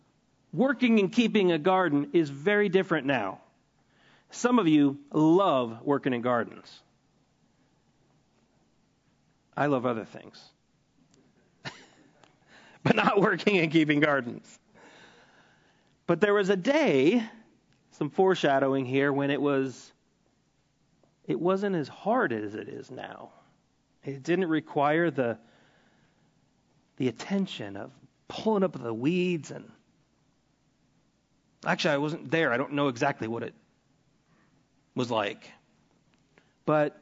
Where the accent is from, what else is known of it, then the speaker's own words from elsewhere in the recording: Alaska, United States; moved away; I grew up in Alaska when I was in high school